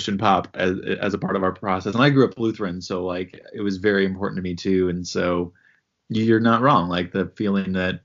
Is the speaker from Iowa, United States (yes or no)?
yes; Iowa, United States; also born or lived in New York City; I grew up in Iowa